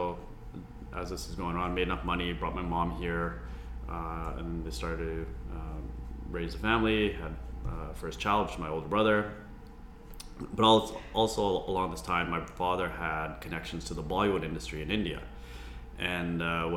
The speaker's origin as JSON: {"language": "English", "town": "Vancouver", "region": "British Columbia", "country": "Canada", "tie": "born or raised there", "said": "I was born here, born and raised in Vancouver, very proud to be a Vancouverite"}